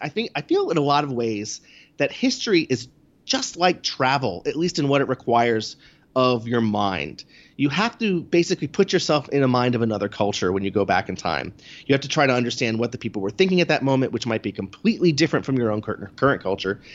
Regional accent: New York City, New York, United States; as a New Yorker

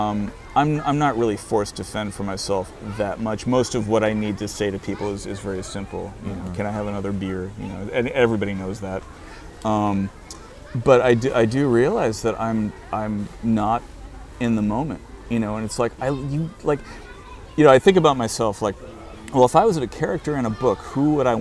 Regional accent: United States; moved away as an adult; now in Madrid, Spain; I'm an American who lives in a foreign country

